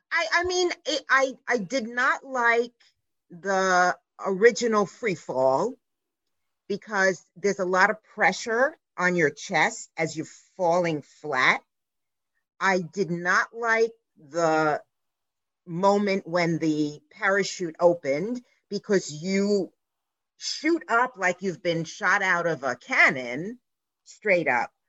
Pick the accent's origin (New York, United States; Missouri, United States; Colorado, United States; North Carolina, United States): New York, United States; New York City; I grew up on the Lower East Side in New York City